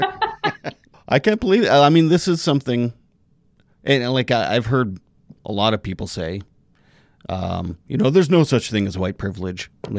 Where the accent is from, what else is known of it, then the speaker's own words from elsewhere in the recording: Saskatchewan, Canada; I grew up in Saskatchewan. I grew up probably in the very similar kind of vibe you did. Yeah. And I remember, and like I'm 45 years old.